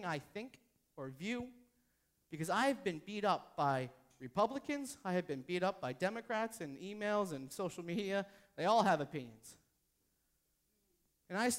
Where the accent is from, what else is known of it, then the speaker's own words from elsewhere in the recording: New Hampshire, United States; I'm from New Hampshire.